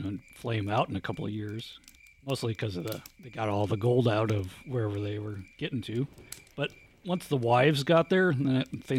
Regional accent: North Dakota, United States; because Bo and I grew up together in North Dakotaville.

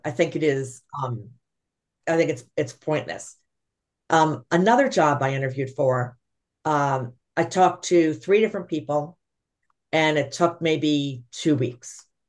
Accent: New York City, New York, United States; I'm a New Yorker by trade

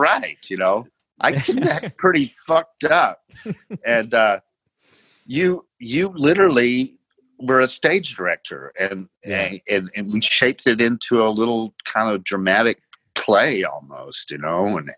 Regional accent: Chattanooga, Tennessee, United States; I did Wainwright in Chattanooga, my hometown

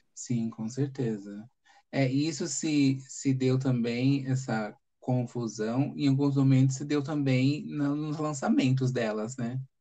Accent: São Paulo, Brazil; also born or lived in Fortaleza; eu nasci aqui em São Paulo

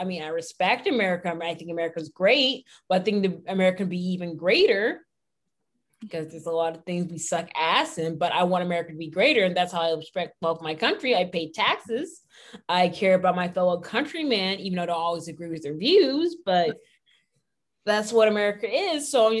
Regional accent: United States; I mean, so I mean, I'm a proud American

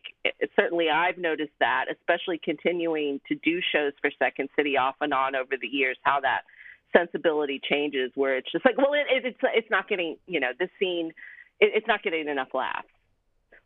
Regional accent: Springfield, Virginia, United States; moved away as an adult; now in Chicago, United States; I grew up outside DC in Northern Virginia, Springfield, Virginia

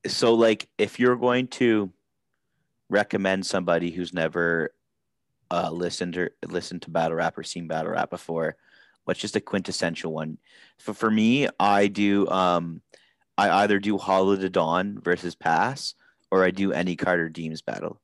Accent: Canada; we're Canadian.

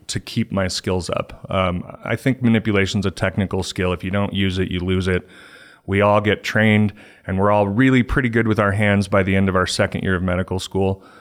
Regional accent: Littleton, Colorado, United States; also born or lived in California; I'm a Colorado native. I grew up in Littleton

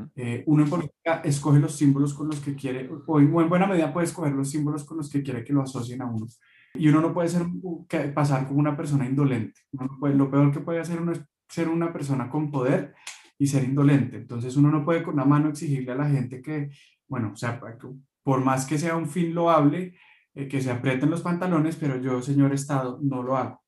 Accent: Bogotá, Colombia; un bogotano de 31 años

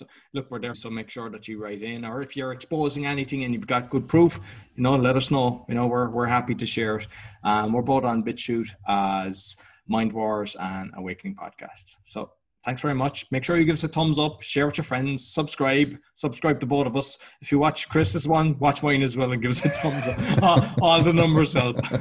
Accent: Ireland; being Irish

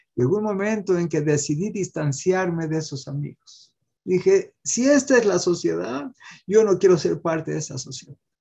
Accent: Mexico; Yo también nací en México

